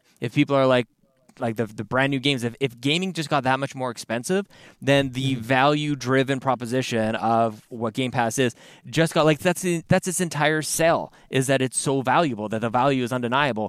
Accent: Canada; being Canadian

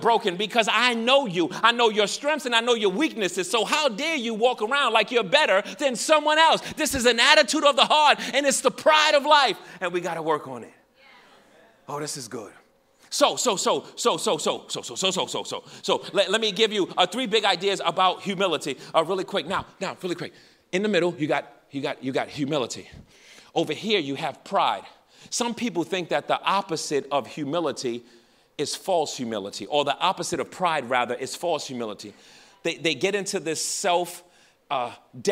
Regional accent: New York, United States; I'm from New York.

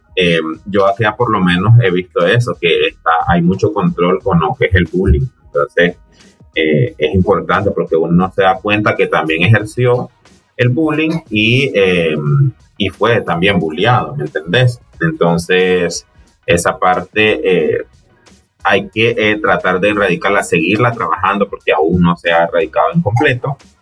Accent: Nicaragua; moved away; yo soy nicaragüense y tengo un poco de estar acá

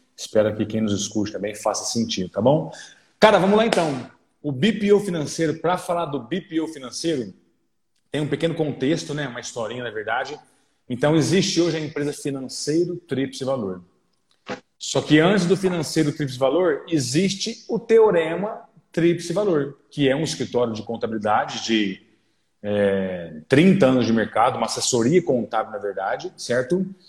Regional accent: Orlândia, São Paulo, Brazil; moved away as an adult; now in Franca, Brazil; sou natural da cidade de Orlândia e estou já há quase sete anos na cidade de Franca

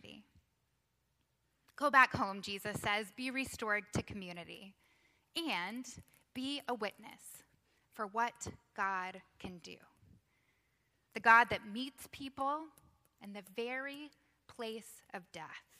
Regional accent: Texas, United States; now in Georgia, United States; I grew up in Texas

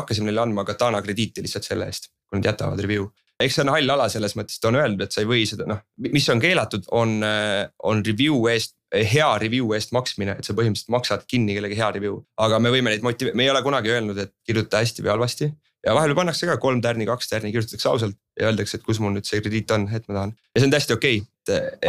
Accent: Estonia; me oleme eestlased, on ju ja meil on ikkagi oma, oma mingi teatav estonglish

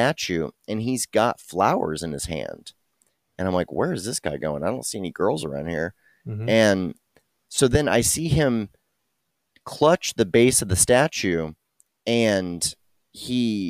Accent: Texas, United States; I thought of myself really as a Texan first

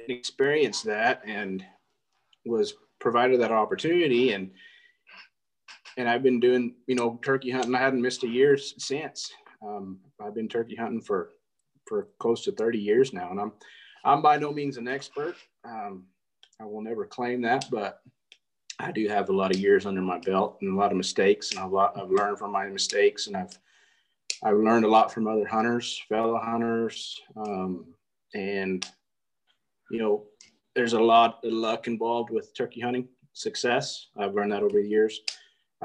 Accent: Artesia, New Mexico, United States; also born or lived in Tucumcari, New Mexico; Born and raised in Artesia, New Mexico.

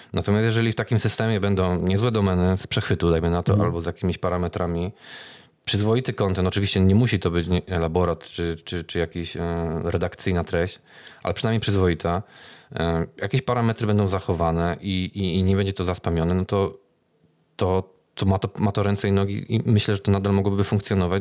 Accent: Kraków, Lesser Poland, Poland; jestem z Krakowa

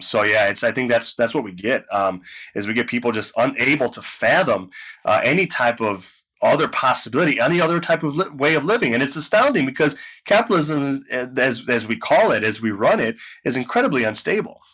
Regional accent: United States; I'm only an American

